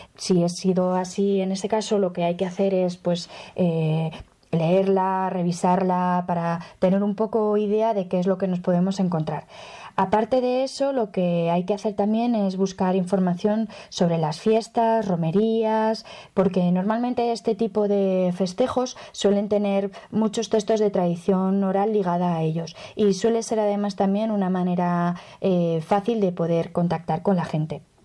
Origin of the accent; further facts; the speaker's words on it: Aragon, Spain; Nosotros aquí en Aragón